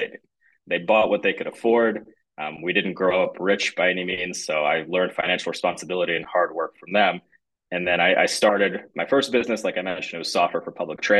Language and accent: English; Michigan, United States; also born or lived in Russia